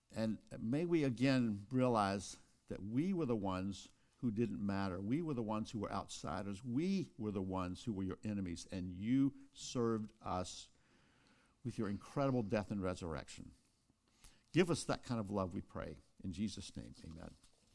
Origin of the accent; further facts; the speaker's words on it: Kosciusko, Mississippi, United States; Oprah Winfrey and I were born in the same town of Kosciuszko, Mississippi